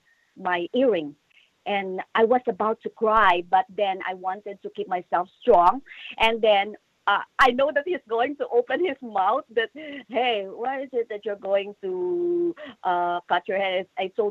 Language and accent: English; Philippines; moved away; In the Philippines, because you know what? I grew up in a medical family.